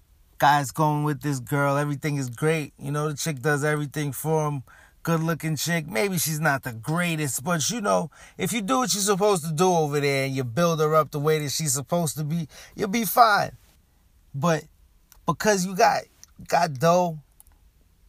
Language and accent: English; New York City, New York, United States; I'm still born in Brooklyn. I'm still from Brooklyn